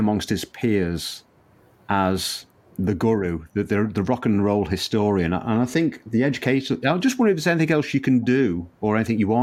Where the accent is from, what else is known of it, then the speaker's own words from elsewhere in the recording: Liverpool, North West England, United Kingdom; I was born in Liverpool, and I used to walk down that street every day